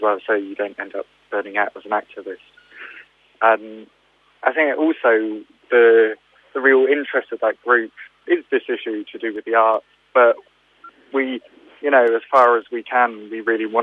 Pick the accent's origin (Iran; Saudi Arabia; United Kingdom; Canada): United Kingdom; we're British people